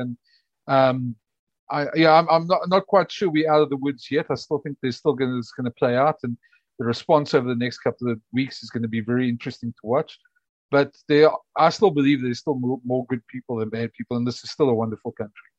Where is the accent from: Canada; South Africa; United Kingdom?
South Africa; as a South African